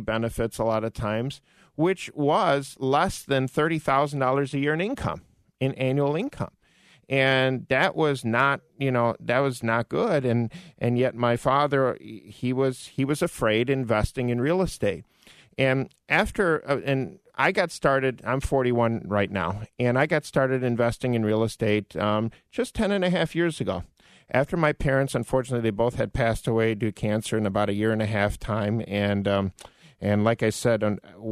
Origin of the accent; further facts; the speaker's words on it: Orland Park, Illinois, United States; I grew up in Orland Park